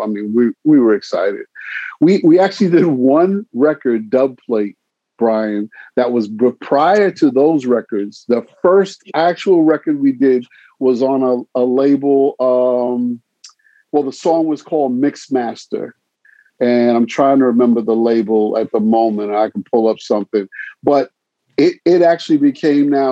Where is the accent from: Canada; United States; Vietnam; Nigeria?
United States; New York City, New York; also born or lived in Brooklyn, New York / Syracuse, New York; born and raised early in Brooklyn, but I moved to the Bronx around age eight. And at the years that I was in the Bronx as a young teen